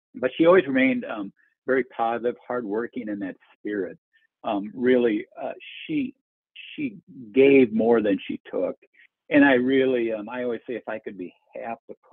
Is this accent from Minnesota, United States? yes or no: yes; Minnesota, United States; growing up in Minnesota